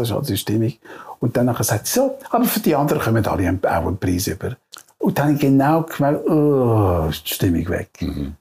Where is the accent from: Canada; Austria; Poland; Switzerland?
Switzerland